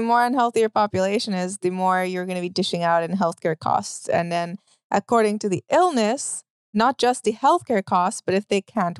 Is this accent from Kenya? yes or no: no; Trinidad & Tobago; now in United States; I'm from Trinidad